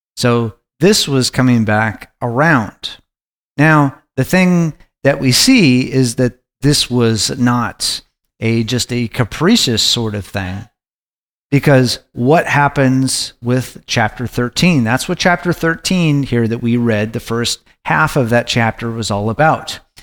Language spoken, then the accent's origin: English; Anchorage, Alaska, United States; I was growing up in Anchorage, Alaska